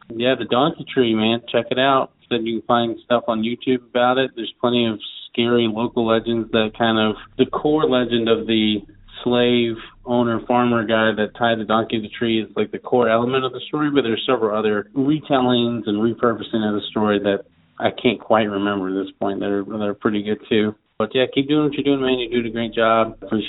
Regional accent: Bardstown, Kentucky, United States; also born or lived in Louisville; Like I said, I'm from Louisville, Kentucky, but I grew up in Bardstown, Kentucky, which is a pretty historical small town about 45 minutes south of Louisville.

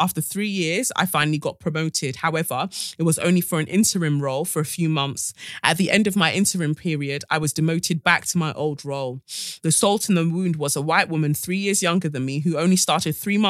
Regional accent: London, United Kingdom; Growing up in London, white people have been extremely racist to me.

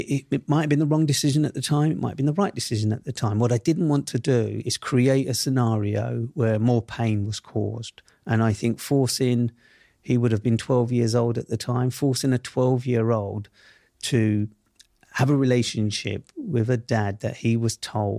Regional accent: London, United Kingdom; he grew up in the same world that I grew up in Southeast London.

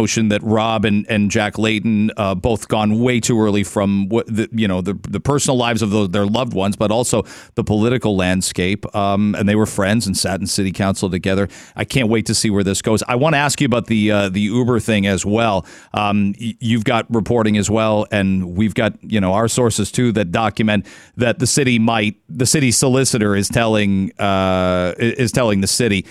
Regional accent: London, Ontario, Canada; I grew up in London

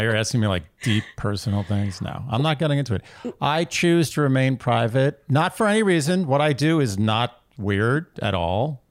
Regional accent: New York City, New York, United States; born and raised in New York City

